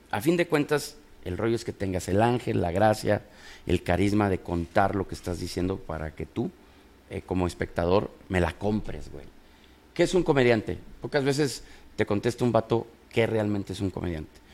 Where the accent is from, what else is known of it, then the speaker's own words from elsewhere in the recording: Guanajuato, Mexico; also born or lived in Guadalajara, Jalisco; now in Monterrey, Mexico; yo soy de Guanajuato, pero vengo de Guadalajara